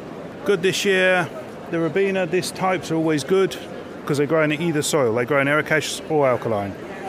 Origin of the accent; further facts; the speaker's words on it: Reading, South East England, United Kingdom; from HW Hyde & Son. I'm from Reading.